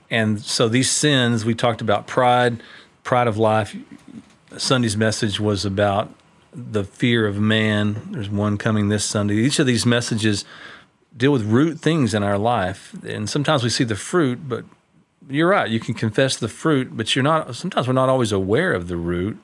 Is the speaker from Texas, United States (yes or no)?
yes; Tyler, Texas, United States; When I was a kid, I grew up over in Tyler